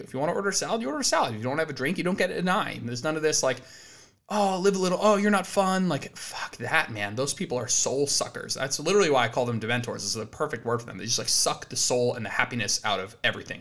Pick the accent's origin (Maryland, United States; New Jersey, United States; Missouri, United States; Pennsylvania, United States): New Jersey, United States; moved away as an adult; now in Austin, Texas, United States; We're originally both from New Jersey